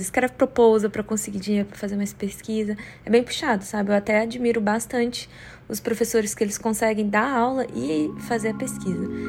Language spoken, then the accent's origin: Portuguese; Brazil; moved away as an adult; also born or lived in Canada; now in Washington, D.C., United States; eu cresci a minha vida toda no Brasil